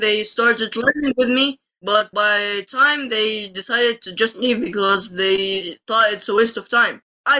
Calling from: Egypt; I'm calling in from Egypt.

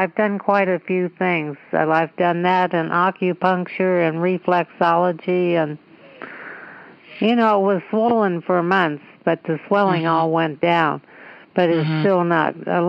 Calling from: Los Angeles, California, United States; Los Angeles.

